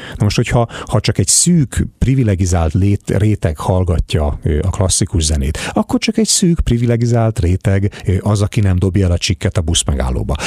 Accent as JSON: {"language": "Hungarian", "country": "Hungary", "also_born_or_lived": "United States", "said": "És én ilyen amerikás magyar vagyok"}